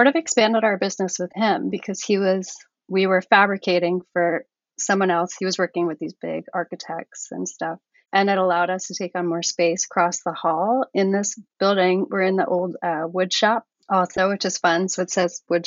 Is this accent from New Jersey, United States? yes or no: yes; New Jersey, United States; also born or lived in Portland, Oregon; I'm from New Jersey